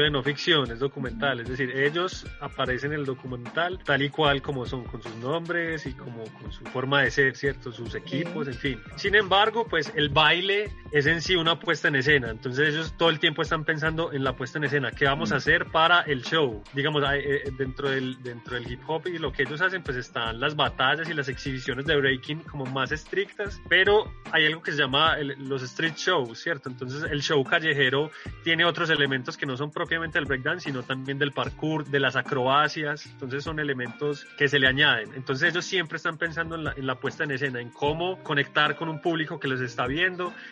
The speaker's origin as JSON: {"language": "Spanish", "country": "Venezuela", "said": "es un grito, es una forma de decir acá llegamos, somos venezolanos, estamos representando nuestra cultura venezolana y nuestra cultura hip hop."}